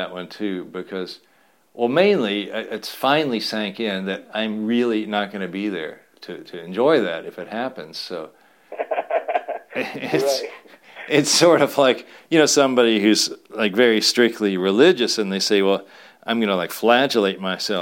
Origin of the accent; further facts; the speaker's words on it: Louisville, Kentucky, United States; me growing up in Louisville, Kentucky